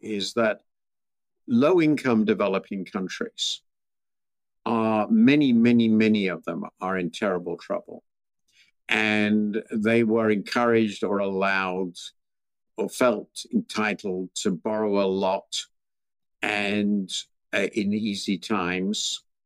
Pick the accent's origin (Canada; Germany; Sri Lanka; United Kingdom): United Kingdom; I'm British